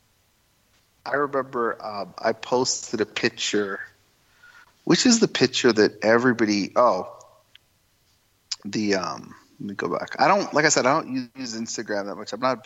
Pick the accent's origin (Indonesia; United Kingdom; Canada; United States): Canada; Toronto, Ontario; I'm Indian. My heritage is Indian, but I'm born and raised in Canada.